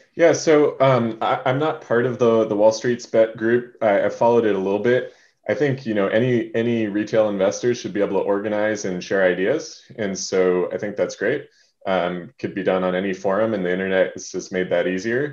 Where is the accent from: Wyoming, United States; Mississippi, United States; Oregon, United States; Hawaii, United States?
Hawaii, United States; now in Seattle, United States; I grew up in Hawaii